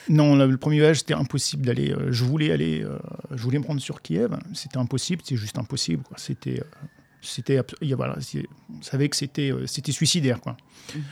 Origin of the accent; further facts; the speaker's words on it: France; je suis français, 54 ans. Euh, je réside en France